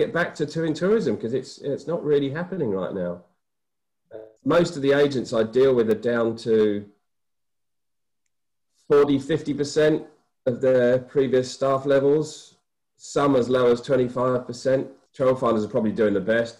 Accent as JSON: {"language": "English", "region": "England", "country": "United Kingdom", "also_born_or_lived": "Auckland, New Zealand", "moved": "as an adult", "said": "I'm from England originally."}